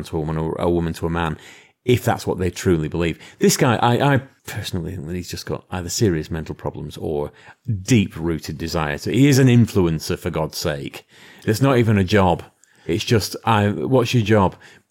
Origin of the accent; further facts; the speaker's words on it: London, United Kingdom; I'm a Korean from London.